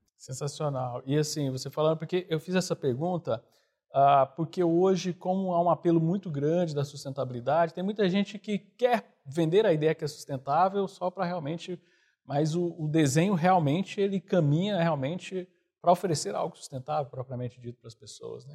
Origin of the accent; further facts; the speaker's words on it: Goiânia, Goiás, Brazil; eu sou de Goiânia